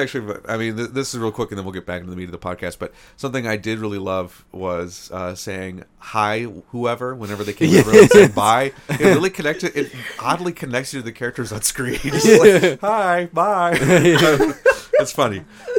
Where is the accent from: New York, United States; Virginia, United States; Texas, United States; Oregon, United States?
New York, United States; Rochester; I am from Rochester, New York.